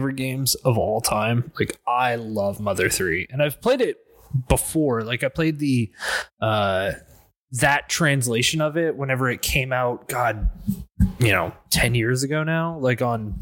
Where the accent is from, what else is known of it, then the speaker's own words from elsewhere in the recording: Indianapolis, Indiana, United States; moved away; I am from Indianapolis, Indiana. That's right, that's where I've come from